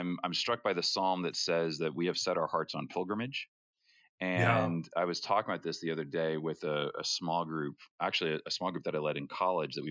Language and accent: English; Rhode Island, United States; I grew up in Rhode Island, which is about as far from Hollywood